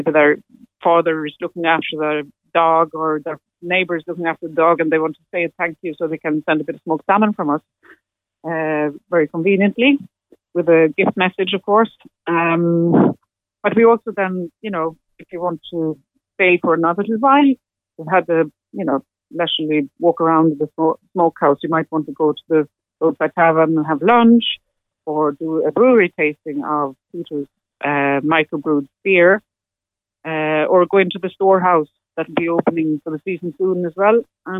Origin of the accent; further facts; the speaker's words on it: Sweden; English is a second language; now in Ireland; when I came from Sweden back in the days, and came to, you know, when there's a huge amount of the traditional music was very much what I was looking for, and there was the Atlantic, and it was the West Coast I went